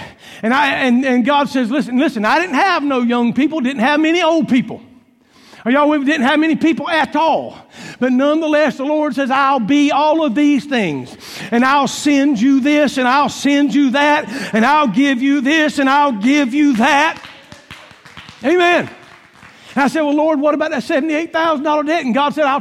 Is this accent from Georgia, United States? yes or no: yes; Columbus, Georgia, United States; also born or lived in Claxton, Georgia; I grew up in Columbus, Georgia